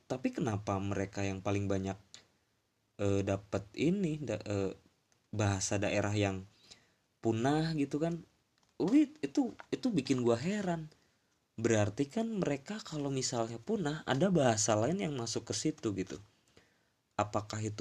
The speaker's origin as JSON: {"language": "Indonesian", "town": "Brebes", "region": "Central Java", "country": "Indonesia", "said": "gue juga sebenarnya sih malu sih ngomong pakai bahasa Indonesia yang mana gue orang Jawa orang Berbes gitu kenapa gue nggak pakai bahasa ngapak"}